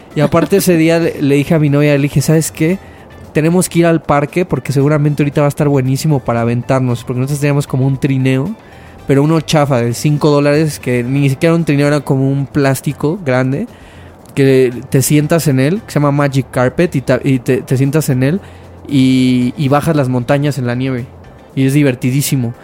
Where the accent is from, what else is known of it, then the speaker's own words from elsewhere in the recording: Mexico; moved away; also born or lived in Canada; yo como mexicano